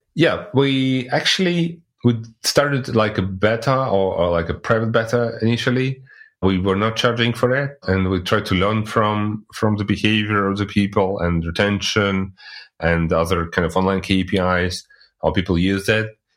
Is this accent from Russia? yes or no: yes; Russia; now in Germany; I'm originally coming from Russia, but living in Germany since like already 18 years